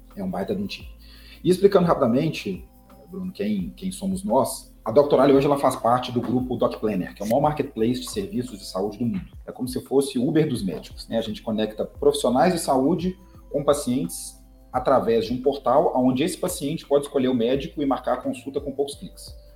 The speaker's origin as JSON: {"language": "Portuguese", "town": "Belo Horizonte", "region": "Minas Gerais", "country": "Brazil", "said": "eu sou mineiro, publicitário, filho único, e eu construí minha carreira praticamente toda na Sambatec, é uma startup aqui de Belo Horizonte"}